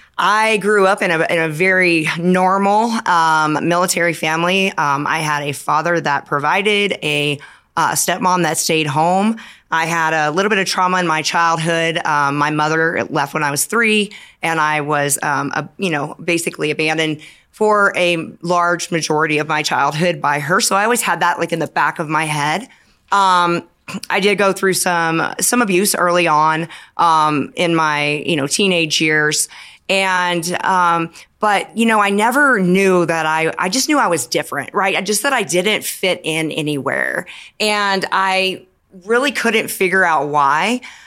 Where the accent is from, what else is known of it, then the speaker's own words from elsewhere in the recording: California, United States; also born or lived in the South / Washington State; now in Denver, United States; I come from a military family. So I grew up in California.